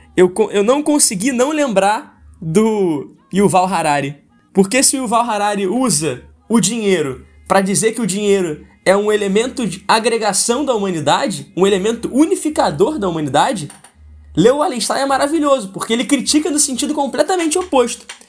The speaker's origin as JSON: {"language": "Portuguese", "country": "Brazil", "said": "a gente como brasileiro"}